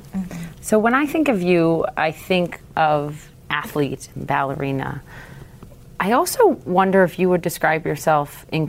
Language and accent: English; Minnesota, United States; I'm from Minnesota